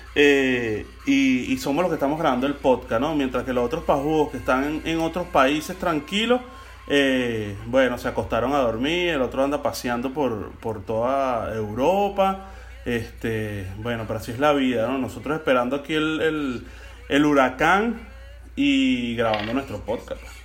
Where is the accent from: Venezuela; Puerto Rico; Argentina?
Venezuela; now in Florida, United States; hoy me sentí más que nunca en mi país, hoy me sentí verdaderamente en Venezuela